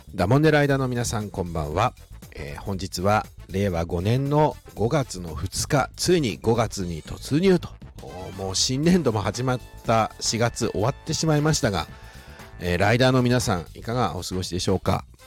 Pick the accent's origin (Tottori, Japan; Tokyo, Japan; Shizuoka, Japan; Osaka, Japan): Shizuoka, Japan; born or raised there